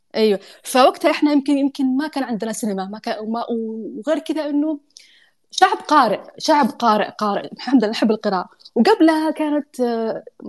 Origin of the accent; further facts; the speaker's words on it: Saudi Arabia; moved away as an adult; now in United Arab Emirates; انا اصلا جايه من السعوديه